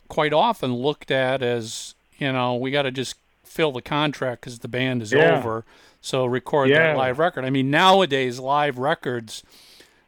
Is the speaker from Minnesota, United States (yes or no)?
yes; Minnesota, United States; I was born and raised in Minnesota